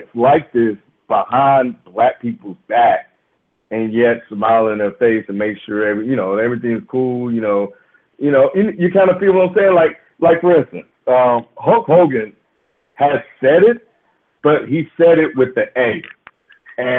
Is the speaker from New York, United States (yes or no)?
no; Mississippi, United States; I grew up in the South. I grew up in Mississippi